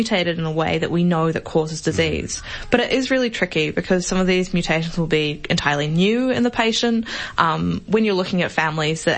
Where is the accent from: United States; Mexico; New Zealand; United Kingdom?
New Zealand; now in Australia; I'm from New Zealand